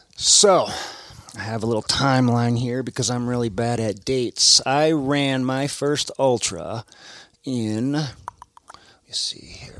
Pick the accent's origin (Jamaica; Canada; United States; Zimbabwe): United States; Wisconsin; accent: Midwest; moved away; my Midwest accent.